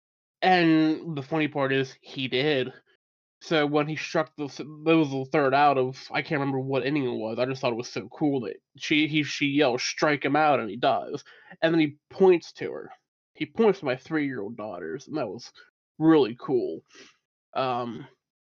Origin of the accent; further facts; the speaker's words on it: Pittsburgh, Pennsylvania, United States; I grew up around Pittsburgh